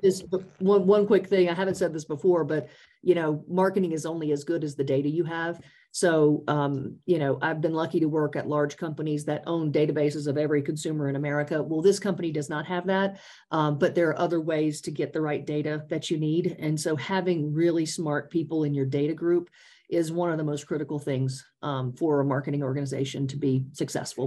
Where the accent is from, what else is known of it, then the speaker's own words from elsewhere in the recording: Louisiana, United States; moved away as an adult; also born or lived in North Carolina; now in Colorado, United States; I spent 25 years in Louisiana um, starting out, and that's my home state.